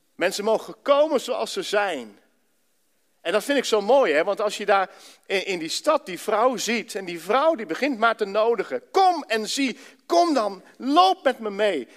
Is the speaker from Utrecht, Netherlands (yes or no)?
no; Ermelo, Gelderland, Netherlands; moved away as an adult; now in Enschede, Netherlands; Daarvoor heb ik in Ermelo gewoond, zo'n beetje mijn hele leven